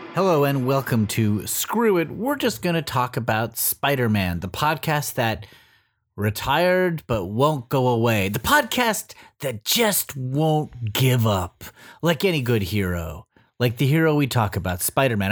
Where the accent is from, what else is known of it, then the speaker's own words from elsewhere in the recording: Los Angeles, California, United States; in my hometown of L A.